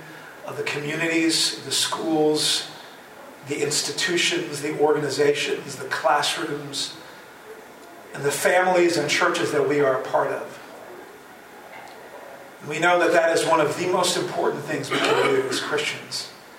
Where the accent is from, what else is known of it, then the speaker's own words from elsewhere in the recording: The Hague, South Holland, Netherlands; moved away as an adult; also born or lived in Chicago area, United States; now in Wheaton, United States; I was a pastor in The Hague, the Netherlands, which is my hometown, born and raised in the Netherlands.